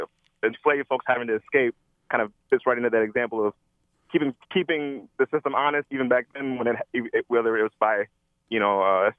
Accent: Detroit, Michigan, United States; growing up around Southeast Michigan, Detroit, and outside

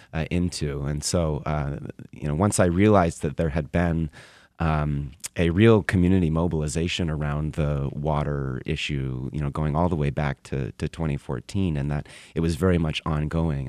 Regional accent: Tacoma, Washington, United States; moved away; my hometown of Tacoma, Washington

